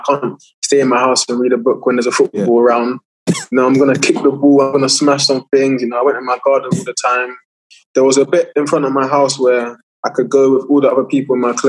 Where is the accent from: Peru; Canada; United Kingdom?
United Kingdom; London; my upbringing in Ealing was perfect